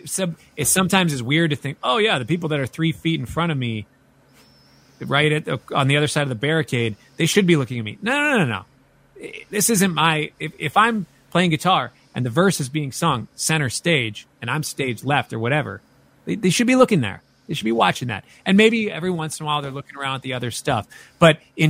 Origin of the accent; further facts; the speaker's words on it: Minneapolis, Minnesota, United States; I'm from Minneapolis